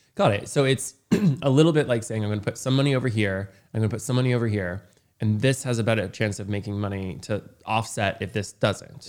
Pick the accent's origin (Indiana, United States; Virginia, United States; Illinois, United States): Indiana, United States; rural; I grew up in rural Indiana where no one had any money.